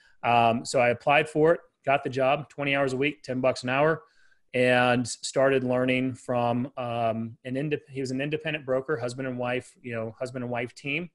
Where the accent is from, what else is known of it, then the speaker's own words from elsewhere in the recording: Dallas, Texas, United States; I have a team here in Dallas, Texas, and been here my whole life